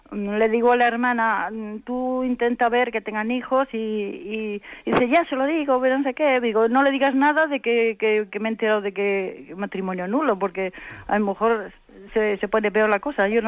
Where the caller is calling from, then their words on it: Santander, Cantabria, Spain; de Santander.